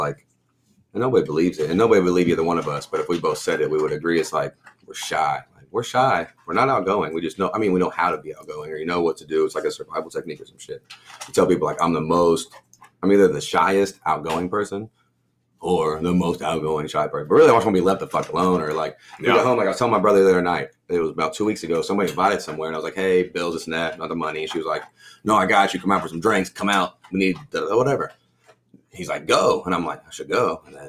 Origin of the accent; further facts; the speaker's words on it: Texas, United States; I mean, coming from Texas down here, like we're either third coast or nobody even talks about it. We're not even the dirty South.